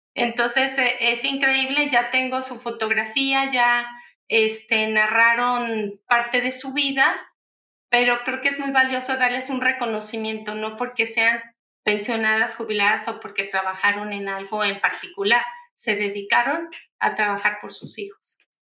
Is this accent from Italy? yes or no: no; Mexico; usamos en México